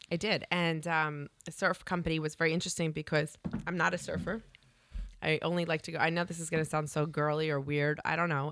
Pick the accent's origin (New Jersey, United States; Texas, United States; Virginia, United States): New Jersey, United States; moved away as an adult; I grew up in Jersey